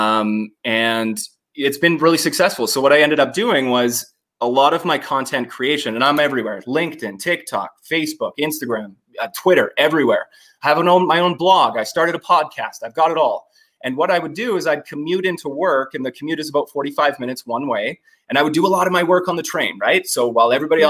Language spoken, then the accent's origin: English; Calgary, Alberta, Canada; I'm from Calgary, Canada